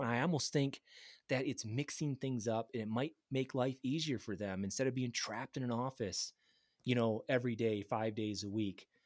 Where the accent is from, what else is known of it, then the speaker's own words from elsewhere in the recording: Grand Rapids, Michigan, United States; moved away; I grew up in Grand Rapids, Michigan, next to the Fisher Body G M plant